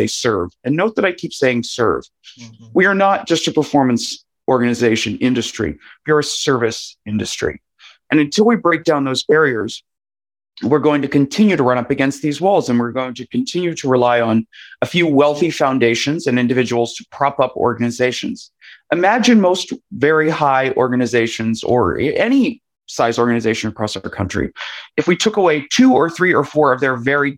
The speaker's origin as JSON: {"language": "English", "region": "West Virginia", "country": "United States", "tie": "born or raised there", "also_born_or_lived": "Ohio", "said": "I grew up in West Virginia, a state I love very dearly and I'm proud to be from."}